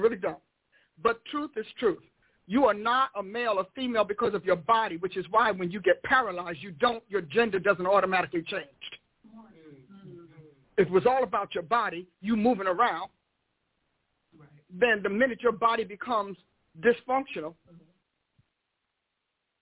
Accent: Newark, New Jersey, United States; I grew up in Newark, New Jersey

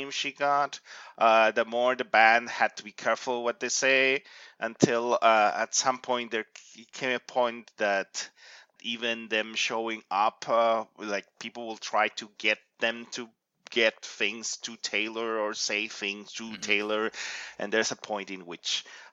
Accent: Ecuador; moved away as an adult; now in Canada; I come originally from Ecuador

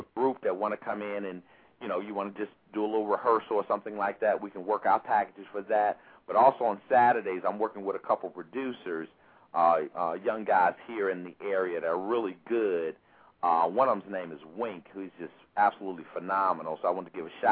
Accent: Chicago, Illinois, United States; born or raised there; moved away as an adult

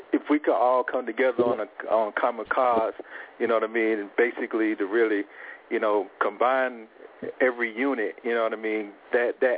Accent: Louisiana, United States; moved away; I'm originally from Louisiana

